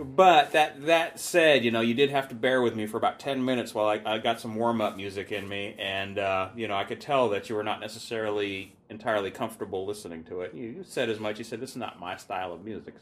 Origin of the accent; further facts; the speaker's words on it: Seattle, Washington, United States; now in Olympia, United States; growing up in Seattle